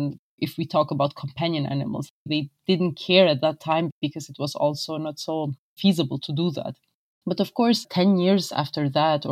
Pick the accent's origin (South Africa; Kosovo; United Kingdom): Kosovo; I'm from Kosovo. I live in Pristina